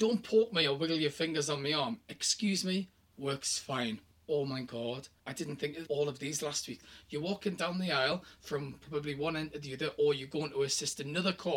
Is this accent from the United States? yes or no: no; the north of England, United Kingdom; I'm from the North